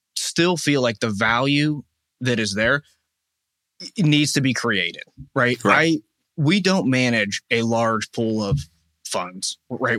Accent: Wexford, Pennsylvania, United States; I am from Wexford. So grew yeah. up here

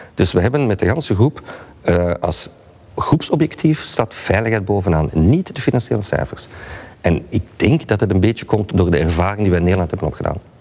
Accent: Belgium; wij als Belgen

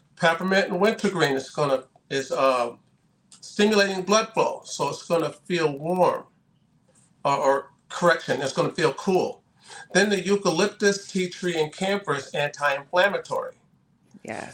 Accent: Massachusetts, United States; moved away as an adult; also born or lived in Southern California; I'm from Massachusetts originally

